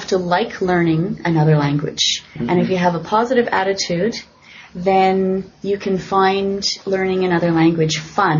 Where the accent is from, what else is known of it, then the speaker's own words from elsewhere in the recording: Montreal, Quebec, Canada; first language English; moved away as an adult; now in Tokyo, Japan; I was born in Montreal. Mm-hmm. And I can speak two languages. English is my first language, but I also studied French in high school.